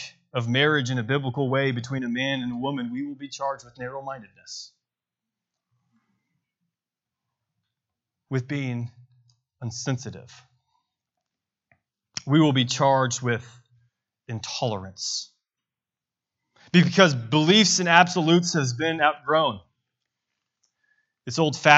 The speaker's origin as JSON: {"language": "English", "town": "Bentonville", "region": "Arkansas", "country": "United States", "said": "I'm from Bentonville, Arkansas"}